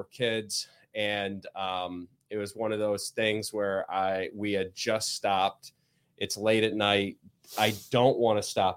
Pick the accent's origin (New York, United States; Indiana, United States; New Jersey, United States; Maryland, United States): Indiana, United States; now in Michigan, United States; I grew up in Indiana